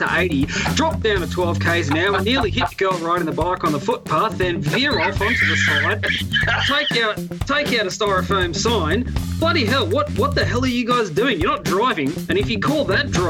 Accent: near Gosford, New South Wales, Australia; I grew up near Gosford

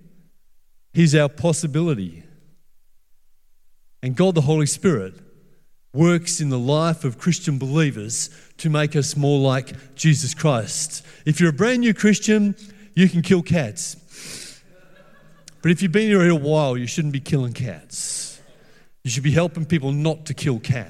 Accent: Perth, Western Australia, Australia; I grew up in Perth in the 1960s and the 1970s

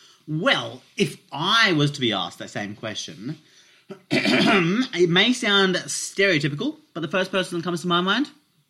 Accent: India; But because I'm Indian

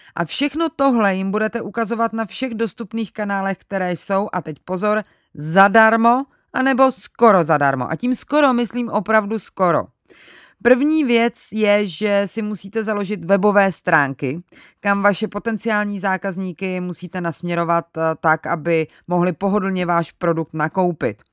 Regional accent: Czechia; u nás v Čechách

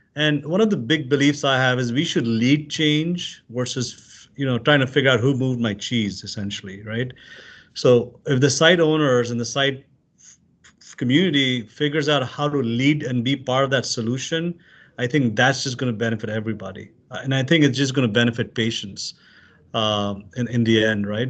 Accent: Pakistan; moved away as an adult; now in United States; I'm originally from Pakistan, came as an immigrant here as a student

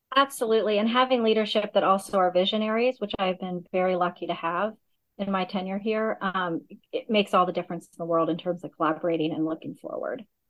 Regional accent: Augusta, Georgia, United States; moved away as an adult; also born or lived in Michigan; now in Chicago, United States; I grew up in Augusta, Georgia, primarily

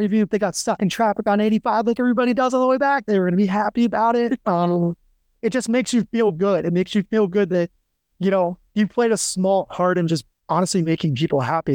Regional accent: Western New York, United States; moved away; also born or lived in Annapolis, Maryland; I grew up in Western New York

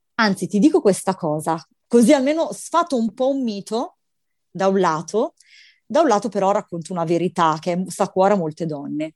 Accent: Milan, Lombardy, Italy; io sono milanese

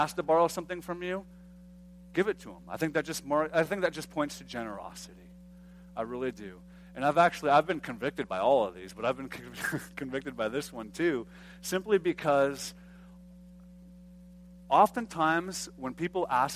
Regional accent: United States; being an American

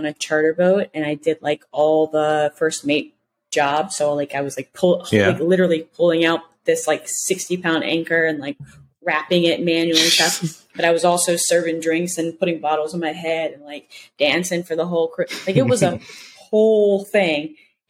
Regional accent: Mississippi, United States; I'm a Southern girl. I'm a Southern belle through and through, born and raised in Mississippi, y'all.

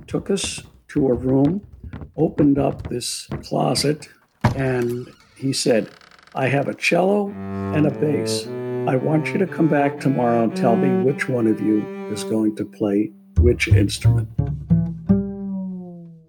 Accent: Philadelphia, Pennsylvania, United States; moved away; I was born in Philadelphia to Angelina and Alfred

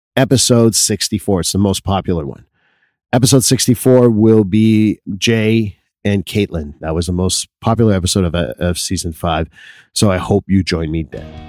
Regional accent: Quebec, Canada; being Canadian is always something of me, although I'm a Quebecer first

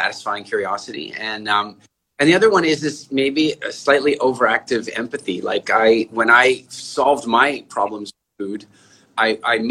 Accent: Canada; moved away; also born or lived in South Africa / England; I'm originally from South Africa, but I grew up largely in Canada

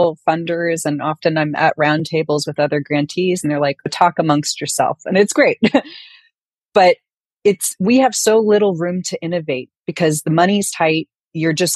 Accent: San Francisco, California, United States; I grew up in San Francisco

